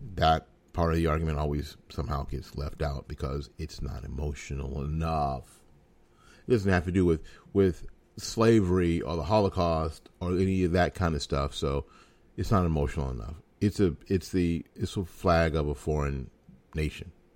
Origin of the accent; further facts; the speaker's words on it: Florida, United States; my home state of Florida